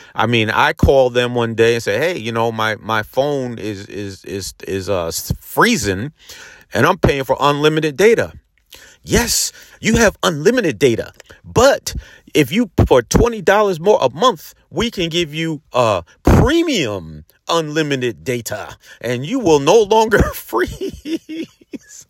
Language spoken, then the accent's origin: English; Peekskill, New York, United States; the Peekskill Housing Authority because that's where I grew up